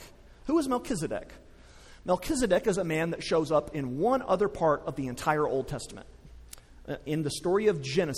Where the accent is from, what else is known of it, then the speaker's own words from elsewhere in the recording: West Texas, United States; I grew up in West Texas